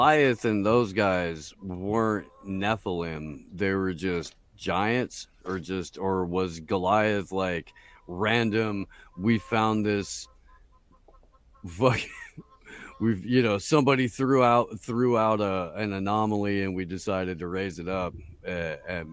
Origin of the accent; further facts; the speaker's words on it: Anderson, Indiana, United States; my hometown of Anderson, Indiana